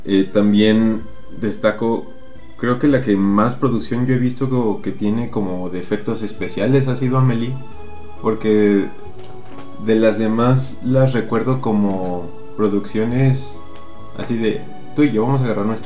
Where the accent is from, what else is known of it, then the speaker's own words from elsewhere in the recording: Aguascalientes, Mexico; aguas calientes nuestra bella ciudad de cantera y plata